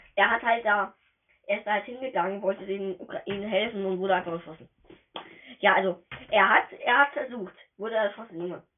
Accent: Germany; Ich bin Deutscher

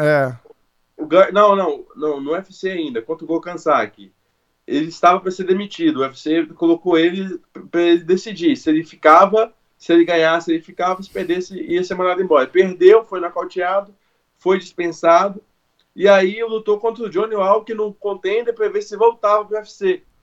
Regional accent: Brazil; sou brasileiro

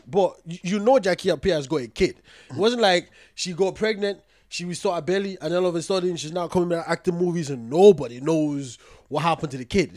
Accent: Ghana; as a Ghanaian African woman

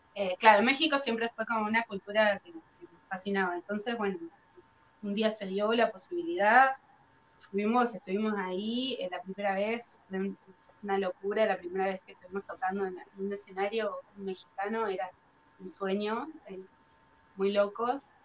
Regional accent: Dolores, Buenos Aires Province, Argentina; nosotros somos de Dolores, que es un pueblo acá en Argentina, en Buenos Aires, pero está un poquito alejado de lo que son las capitales. Eh, es un, lugar que está rodeado de campo eh, y tiene solo 30.000 habitantes, muy chiquito. Eh, nosotros nacimos y vivimos siempre acá.

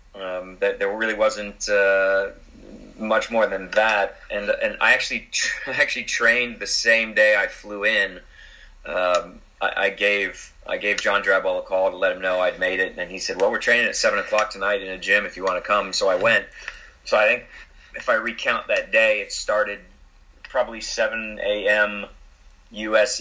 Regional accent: Florida, United States; moved away; also born or lived in United Kingdom; growing up in Florida, uh, I was an outfield player

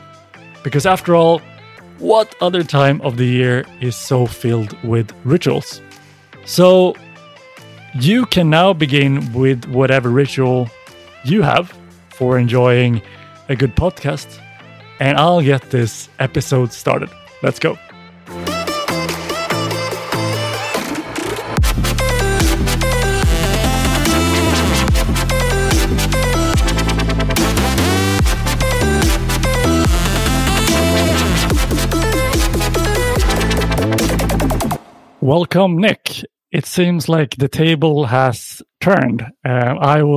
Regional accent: Sweden; growing up in Sweden

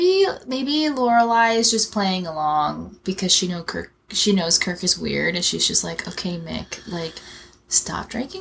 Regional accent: Texas, United States; also born or lived in Washington, D.C.; I'm from D.C., but I grew up in Texas.

